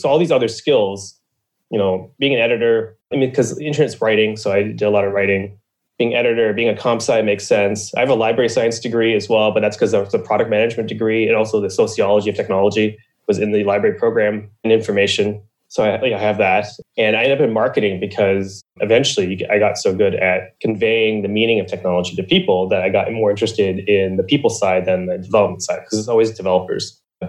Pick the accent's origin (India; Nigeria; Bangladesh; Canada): Canada; Ontario; also born or lived in Niagara Falls / Mississauga / Hamilton; So I was born in Niagara Falls, Ontario. And then we moved to Mississauga, which is like a suburb of Toronto. And then I moved to Hamilton, which is another suburb of Toronto. And then when I was 7, I moved to Eastern Ontario.